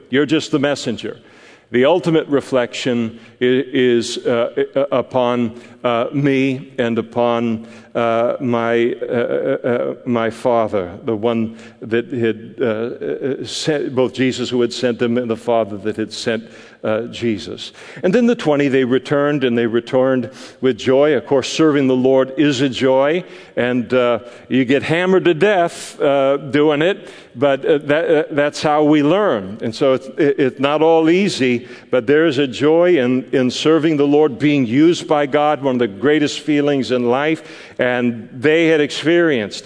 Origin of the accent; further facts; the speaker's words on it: United States; as an American Christian